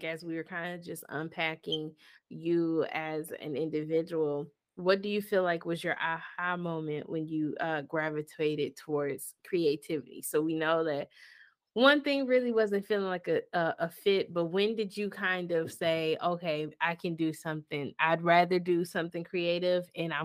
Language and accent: English; Michigan, United States; I'm from Michigan.